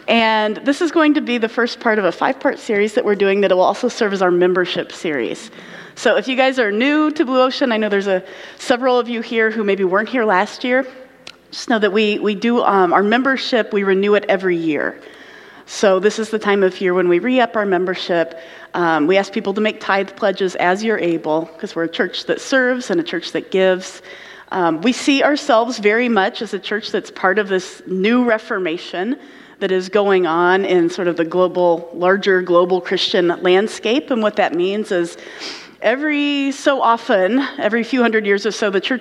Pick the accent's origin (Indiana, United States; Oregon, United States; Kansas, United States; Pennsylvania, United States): Indiana, United States; now in Michigan, United States; I grew up in Indiana